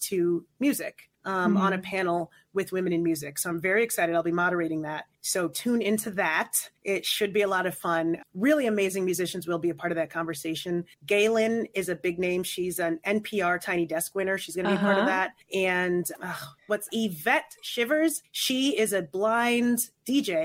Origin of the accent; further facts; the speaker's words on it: New York, United States; I'm from New York